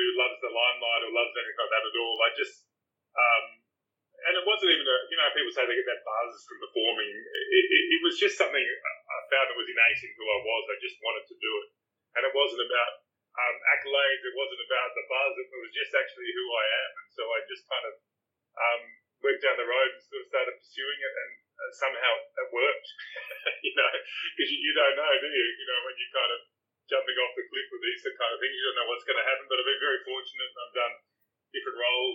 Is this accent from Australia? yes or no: yes; Australia; as an Aussie